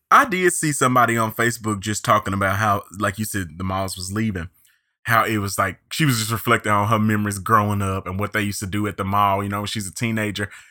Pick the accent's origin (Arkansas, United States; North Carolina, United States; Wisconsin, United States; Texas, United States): Arkansas, United States; near Pine Bluff; moved away; Little Old Pine Bluff, Arkansas, which is real close to my hometown